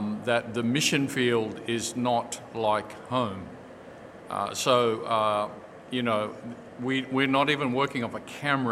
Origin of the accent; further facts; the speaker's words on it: Australia; moved away as an adult; as an Australian son, and as an Australian who comes from a long generation of people in Australia